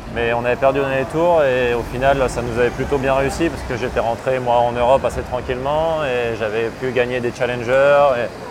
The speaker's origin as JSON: {"language": "French", "area": "Paris suburbs", "region": "Île-de-France", "country": "France", "tie": "born or raised there", "also_born_or_lived": "Gassin / Texas", "moved": "as an adult", "lives_now": "Rennes, France", "said": "je suis parisien, banlieusard. Val-de-Marne, Vincennes, puis Saint-Germain-en-Laye dans les Yvelines"}